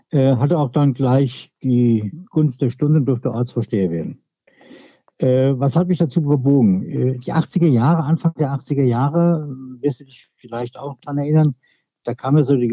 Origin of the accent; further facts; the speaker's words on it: Marxheim, Germany; born there; Wichtig, ich bin in Marxheim geboren. Das ist für mich ein ganz wichtiger Punkt.